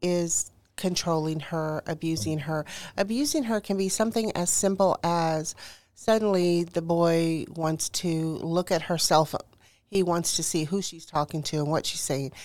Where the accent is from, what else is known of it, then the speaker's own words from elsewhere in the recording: Houston, Texas, United States; I was born and raised in Houston, Texas.